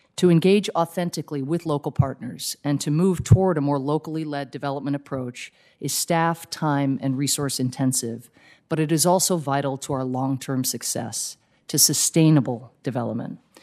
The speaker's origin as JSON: {"language": "English", "country": "United States", "said": "as an American"}